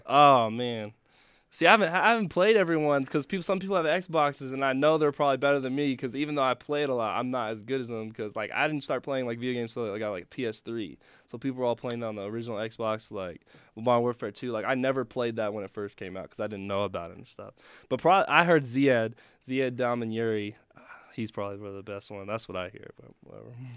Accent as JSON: {"language": "English", "town": "Elk Grove", "region": "California", "country": "United States", "moved": "yes", "said": "Sac State back home, Sacramento, where I'm from, nine one six, Elk Grove"}